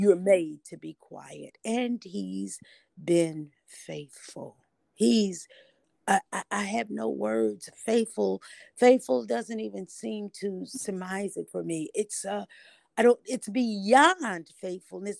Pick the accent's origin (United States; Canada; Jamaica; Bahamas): United States; Indianapolis, Indiana; now in Nashville, United States; I am originally from Indianapolis, Indiana, and I reside now in Nashville, Tennessee